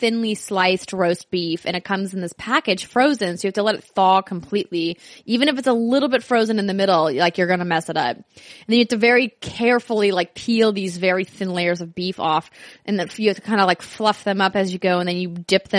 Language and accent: English; Fargo, North Dakota, United States; moved away; there's this one Chinese place in my hometown in Fargo